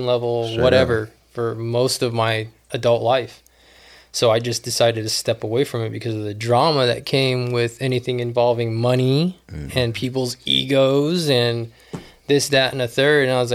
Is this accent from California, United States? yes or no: yes; La Puente, California, United States; growing up in La Puente with nothing